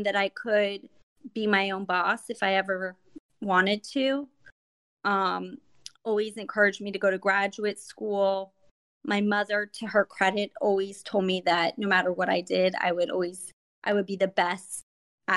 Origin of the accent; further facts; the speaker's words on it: Miami, Florida, United States; moved away as an adult; now in Orlando, United States; I was born and raised in Miami, Florida. About 2 years ago, my husband and I moved up to the Orlando area